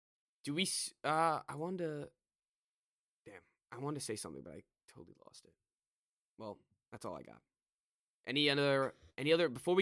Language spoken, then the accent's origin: English; Annapolis, Maryland, United States; we're from Annapolis